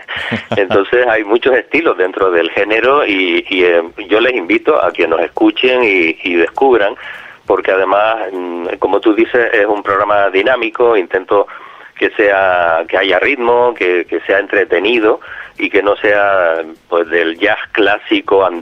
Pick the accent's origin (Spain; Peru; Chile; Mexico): Spain; Canary Islands; Yo soy de aquí, de Gran